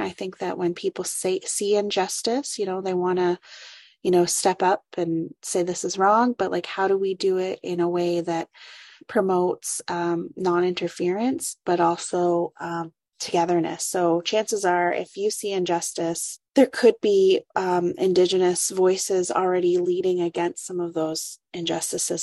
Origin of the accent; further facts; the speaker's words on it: Curve Lake First Nation, Ontario, Canada; moved away as an adult; also born or lived in Waterloo Region, Ontario; now in Waterloo, Canada; I come from Curve Lake First Nation. It's a small community north of Peterborough, Ontario.